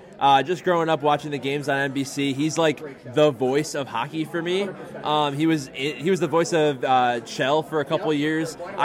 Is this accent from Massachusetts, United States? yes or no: yes; near Springfield, Massachusetts, United States; I grew up right near Springfield